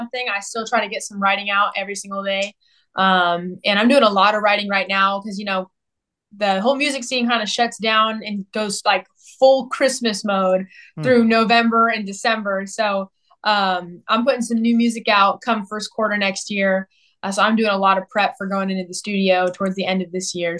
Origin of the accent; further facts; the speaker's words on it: Southern California, United States; also born or lived in Nashville; now in Texas, United States; I was born and raised out in Southern California